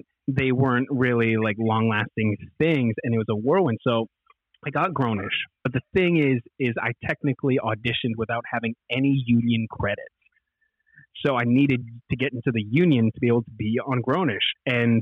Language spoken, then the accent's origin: English; Edmonton, Alberta, Canada; I'm from Edmonton.